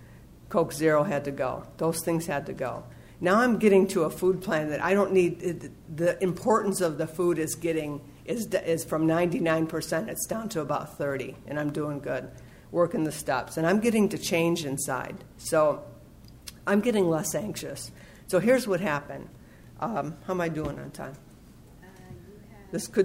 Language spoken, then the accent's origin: English; Los Angeles, California, United States; I'm from the San Fernando Valley